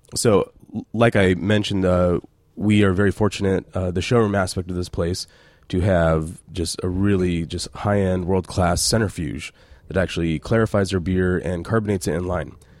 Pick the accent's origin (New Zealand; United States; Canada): United States; Reno, Nevada; moved away as an adult; also born or lived in Temecula, California; So I grew up in Reno, Nevada, and just coming from small town, little Reno